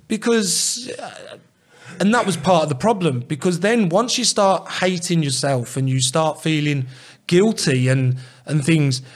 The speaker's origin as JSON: {"language": "English", "region": "England", "country": "United Kingdom", "said": "as English people"}